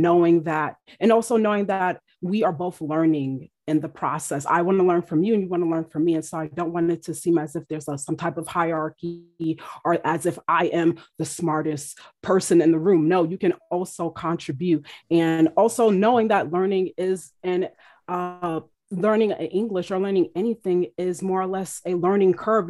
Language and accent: English; United States; my culture, um, as an American